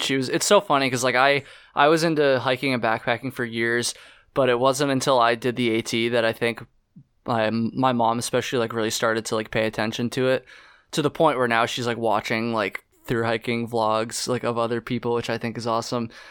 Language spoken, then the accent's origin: English; Vermont, United States; I'm from Vermont